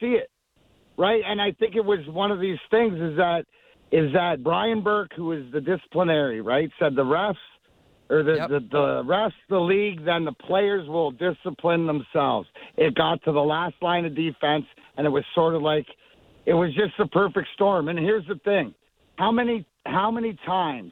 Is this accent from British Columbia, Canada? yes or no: no; Leamington, Ontario, Canada; I grew up in Leamington